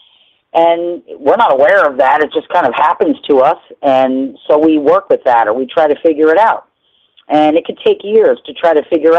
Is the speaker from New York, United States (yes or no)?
yes; New Rochelle, New York, United States; I lived on Shore Road in New Rochelle